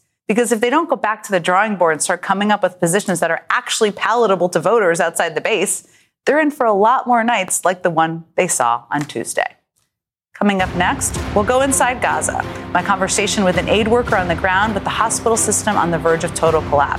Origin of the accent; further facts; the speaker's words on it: Virginia, United States; my home state of Virginia